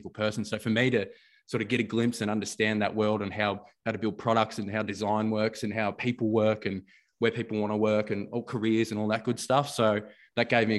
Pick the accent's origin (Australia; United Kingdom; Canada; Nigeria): Australia; Melbourne, Victoria; coming from where I grew up in Jacana Broadmeadows